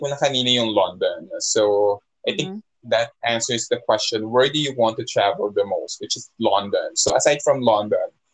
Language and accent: Tagalog; Philippines; sa atin mismo bilang Pilipino